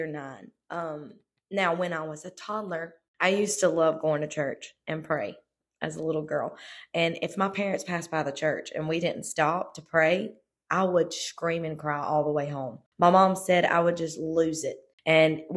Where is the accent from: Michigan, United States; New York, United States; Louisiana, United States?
Louisiana, United States; South; I was born and raised in South Louisiana, and my parents pastored there